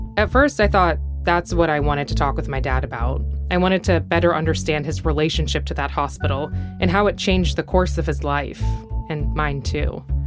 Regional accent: United States; I grew up in the States

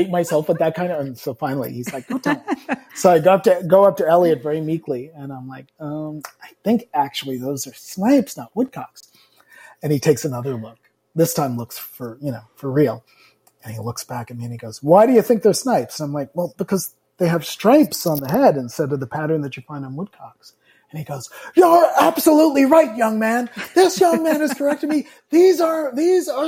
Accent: South Shore of Long Island, New York, United States; I grew up on the South Shore of Long Island.

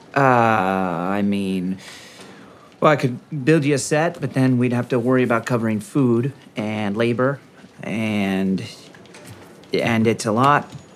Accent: Northeast, United States; I was from the Northeast

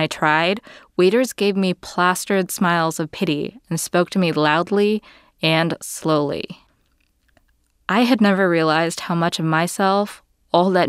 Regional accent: New Orleans, Louisiana, United States; moved away; also born or lived in New York; When I was growing up in New Orleans

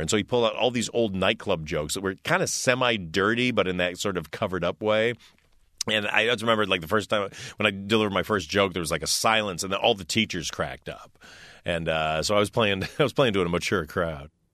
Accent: Detroit, Michigan, United States; I was a kid from Detroit

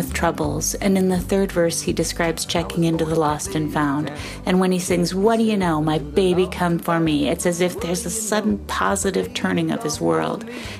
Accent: Minnesota, United States; I'm from Minnesota.

